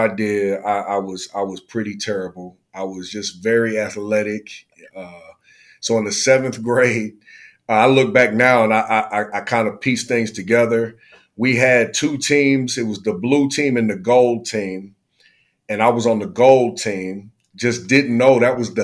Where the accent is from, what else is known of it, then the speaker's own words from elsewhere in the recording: San Antonio, Texas, United States; now in Dallas, United States; I am from San Antonio, born and raised